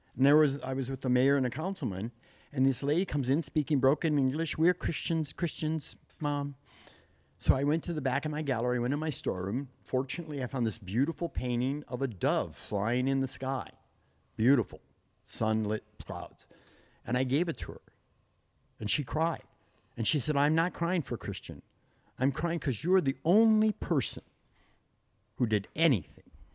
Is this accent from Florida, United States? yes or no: no; Trenton, Michigan, United States; also born or lived in Dearborn, Michigan; now in Palm Springs, United States; I'm actually from Trenton